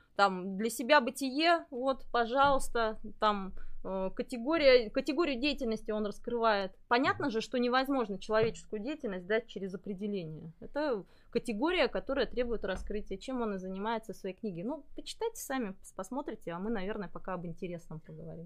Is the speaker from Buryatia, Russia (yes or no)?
yes; Ulan-Ude, Buryatia, Russia; moved away as an adult; now in Novosibirsk, Russia; я родилась в Бурятии, в, город, в городе Улан-Удэ, учиться приехала в Новосибирск